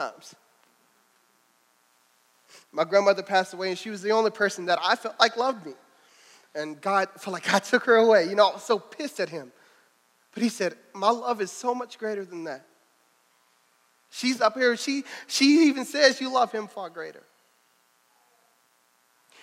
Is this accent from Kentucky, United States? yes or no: yes; Louisville, Kentucky, United States; I'm from Louisville